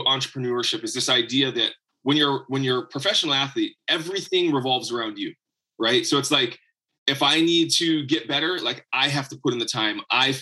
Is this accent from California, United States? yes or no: no; Hawaii, United States; So I grew up in Hawaii.